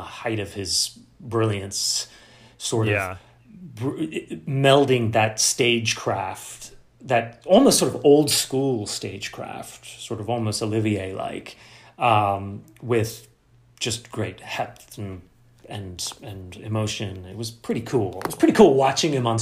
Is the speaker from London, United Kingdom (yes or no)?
yes; London, United Kingdom; accent: mid-Atlantic; moved away; also born or lived in United States; I was born in London, I grew up in London, and, you know, I consider myself half from there